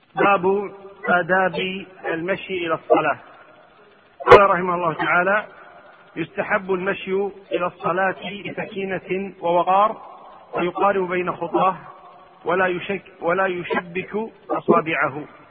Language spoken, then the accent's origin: Arabic; Kuwait; عندنا في الكويت